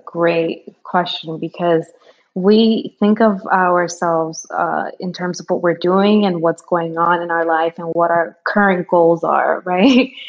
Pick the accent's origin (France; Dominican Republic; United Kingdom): Dominican Republic; moved away; I'm an immigrant. I was born in the Dominican Republic. I'm an island girl